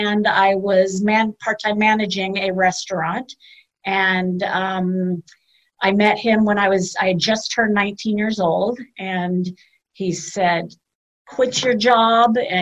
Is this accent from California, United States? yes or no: yes; Palos Verdes, California, United States; born and raised in the South Bay. My parents moved to Palos Verdes.